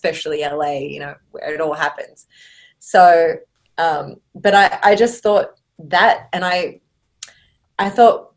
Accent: Sydney, New South Wales, Australia; moved away as an adult; also born or lived in Mexico; now in Los Angeles, United States; I grew up in Australia, in Sydney, Australia, but I was born in Mexico.

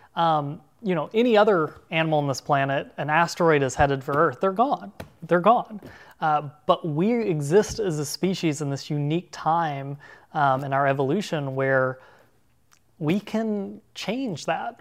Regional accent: Arkansas, United States; at ten or fourteen years old growing up in Arkansas

